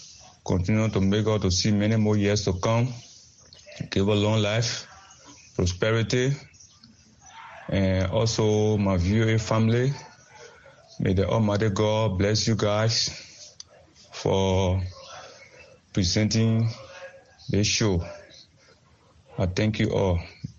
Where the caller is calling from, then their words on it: Monrovia, Montserrado, Liberia; Good morning. … from Monrovia, Liberia. I would like to extend this season greetings to my family in and out of Liberia.